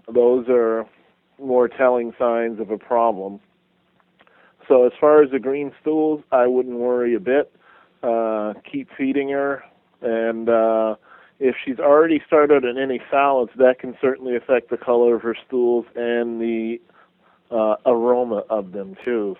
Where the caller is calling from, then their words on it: Santa Clara, California, United States; I'm calling from Santa Clara, California.